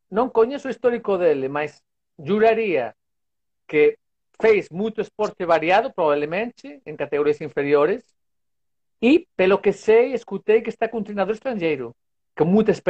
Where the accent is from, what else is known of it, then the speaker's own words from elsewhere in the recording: Vigo, Galicia, Spain; Portuguese is a second language; Vigo. Não sei se escutaram falar Vigo.